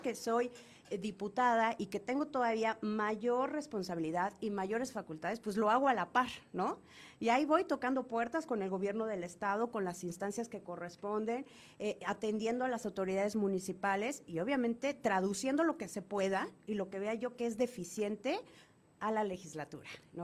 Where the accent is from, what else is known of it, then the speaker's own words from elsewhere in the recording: Cuicatlán, Oaxaca, Mexico; yo soy de la región de La Cañada, yo nací, crecí en Cuicatlán